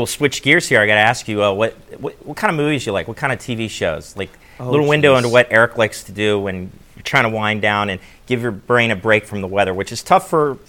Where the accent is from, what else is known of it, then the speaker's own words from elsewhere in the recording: Maryland, United States; I grew up in Maryland.